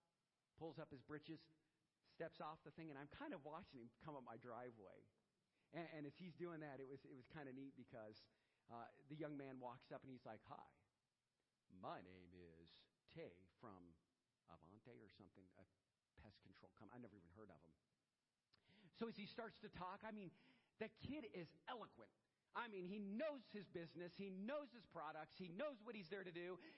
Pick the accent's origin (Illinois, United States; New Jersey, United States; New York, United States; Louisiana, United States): Louisiana, United States; now in Aurora, United States; I'm from Louisiana. I came up here, live in Aurora, Ohio, and I took on this job.